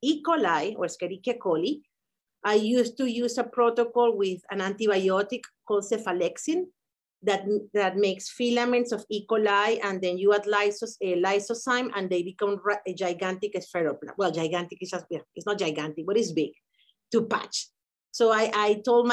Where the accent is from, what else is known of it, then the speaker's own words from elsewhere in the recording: Venezuela; moved away as an adult; now in United States; we met back in college in Venezuela